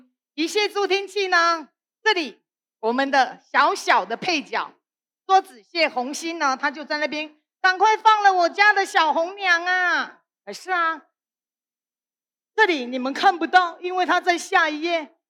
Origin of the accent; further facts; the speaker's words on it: Penghu County, Taiwan; 你看我们澎湖人呢都晒得非常的。很有朝气的咖啡色的，那这个还不够黑啦。几乎我们澎湖人哈的小朋友几乎都是小欧浪